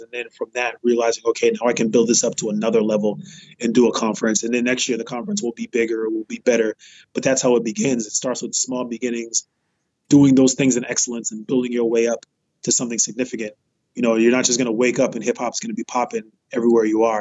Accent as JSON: {"language": "English", "town": "Boston", "region": "Massachusetts", "country": "United States", "said": "I'm from Boston, Massachusetts, greatest city, city of the champions."}